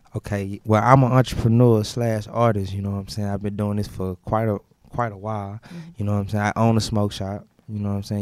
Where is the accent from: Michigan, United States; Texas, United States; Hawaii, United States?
Texas, United States; Houston; I'm from Homestead. I'm from Houston